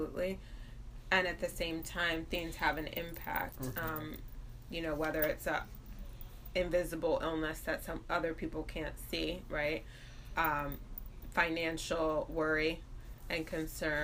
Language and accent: English; Ann Arbor, Michigan, United States; I'm also from Ann Arbor